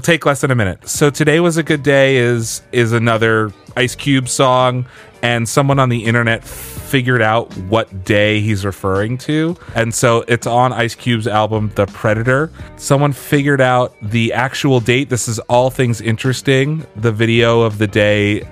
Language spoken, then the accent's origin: English; Pennsylvania, United States; growing up in Pennsylvania